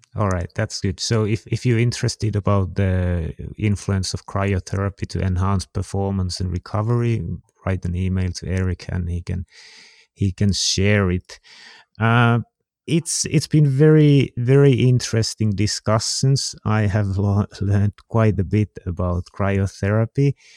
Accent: Finland; I'm from Finland

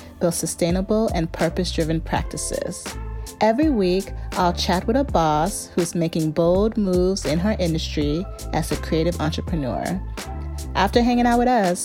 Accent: the suburbs of Chicago, Illinois, United States; I come from Ghanaian parents and grew up in the suburbs of Chicago

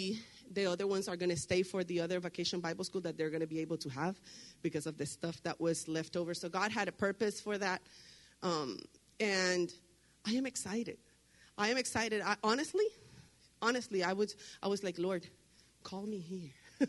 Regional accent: Puerto Rico; now in Laredo, United States; I live in Laredo, I live in Hebron, I live in Bruni, I come from Puerto Rico

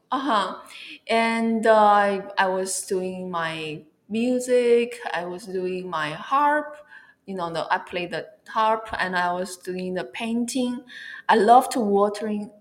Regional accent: China; moved away as an adult; also born or lived in Barcelona, Spain / California, United States / Merida, Mexico; I'm originally from China. I was born in China and raised up in China, and then I went to Europe to uh, for my study

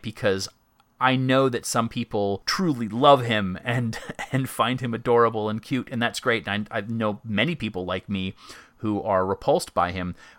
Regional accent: Myrtle Beach, South Carolina, United States; my hometown of Myrtle Beach, right near my house

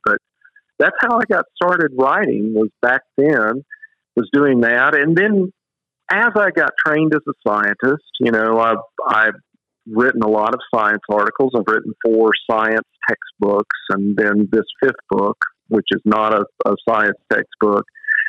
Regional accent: the South, United States; You can tell I'm from the South, calling them mama and daddy

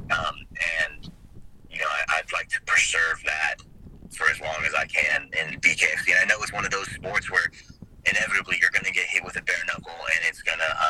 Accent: Southern California, United States; now in Atlanta, United States; I grew up in Southern California.

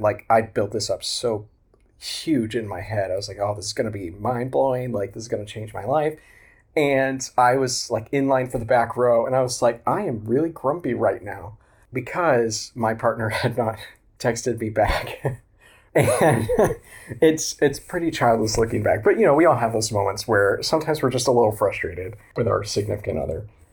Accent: Oklahoma, United States; also born or lived in Tulsa, Oklahoma; I grew up in Oklahoma. That's where I live now, in Tulsa.

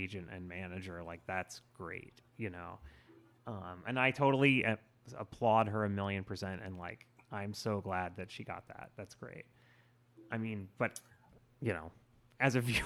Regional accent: Florida, United States; I grew up in Florida

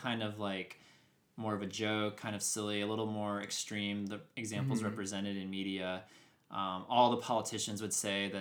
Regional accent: Georgia, United States; also born or lived in outside Philadelphia, Pennsylvania; Because I grew up in outside of Philadelphia, and then I grew up in super conservative Georgia.

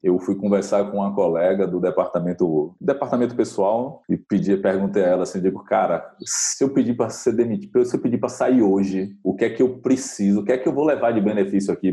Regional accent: Mata de São João, Bahia, Brazil; also born or lived in Salvador; eu nasci na capital, aqui em Salvador, é, fui morar bem pequeno na roça, eu me criei como homem na roça

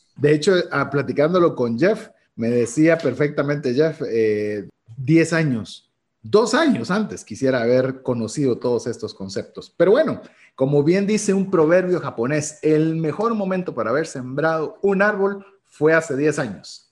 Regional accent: Guatemala

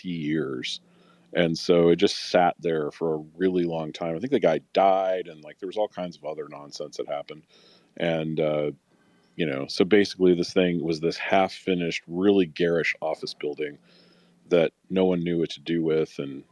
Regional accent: Chicago, Illinois, United States; moved away; also born or lived in Florida; So I'm a city boy, right? I'm from Chicago.

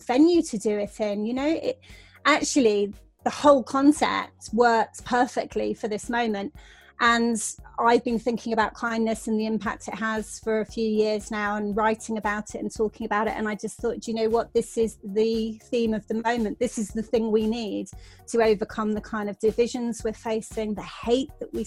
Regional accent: Devon, South West England, United Kingdom; I grew up in Devon

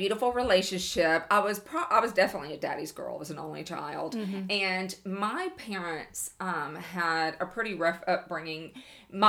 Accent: Bossier City, Louisiana, United States; I was born here in Bossier City

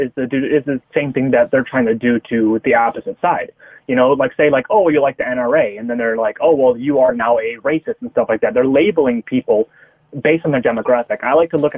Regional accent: United States; I'm just an American

